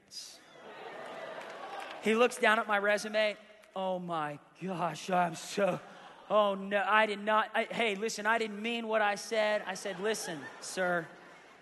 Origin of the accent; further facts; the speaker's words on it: Tulsa, Oklahoma, United States; I said, "Tulsa, Oklahoma."